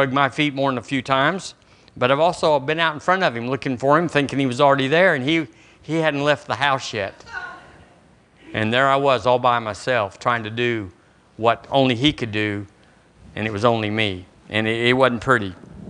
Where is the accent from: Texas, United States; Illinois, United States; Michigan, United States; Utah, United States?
Texas, United States; now in Alabama, United States; When I moved here from Texas, I was full of Texas, and it wasn't pretty